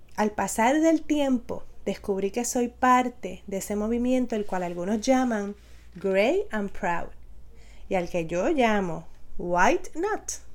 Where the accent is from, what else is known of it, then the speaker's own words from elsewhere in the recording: Aibonito, Puerto Rico; also born or lived in San Juan, Puerto Rico / Barranquitas, Puerto Rico; Soy nacida en San Juan Puerto Rico, pero considero mi familia y mi lugar de crianza el hermoso pueblo de Aybonito